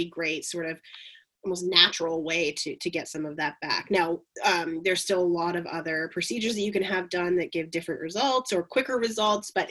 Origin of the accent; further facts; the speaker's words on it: north of Belleville, Ontario, Canada; also born or lived in Montreal / Kingston; I grew up a little bit north of Belleville